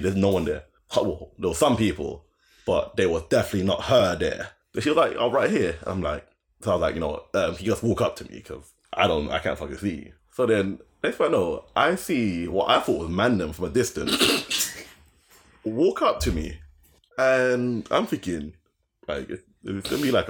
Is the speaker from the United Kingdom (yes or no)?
yes; London, United Kingdom; I'm from Greenwich